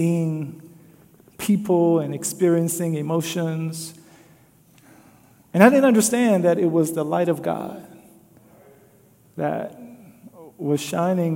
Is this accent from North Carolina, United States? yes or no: no; Louisiana, United States; now in Des Moines, United States; growing up in Louisiana.